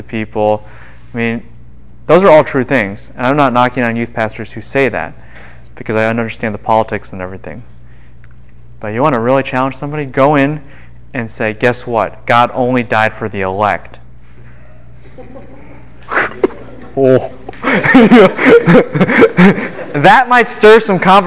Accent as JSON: {"language": "English", "region": "Midwest", "country": "United States", "tie": "born or raised there", "moved": "yes", "said": "I grew up in the Midwest too"}